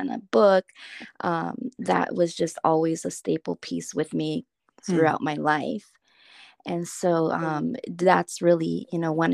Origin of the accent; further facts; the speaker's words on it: Los Angeles, California, United States; I was born in Los Angeles, and my parents actually met in Los Angeles at a daycare in East